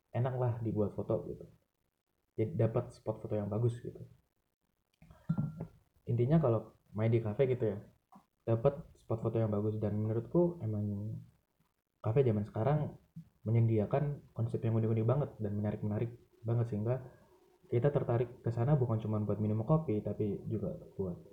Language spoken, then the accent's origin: Indonesian; Malang, East Java, Indonesia; aku ya sebagai warga Malang sebagai orang yang emang dari lahir udah tinggal di Malang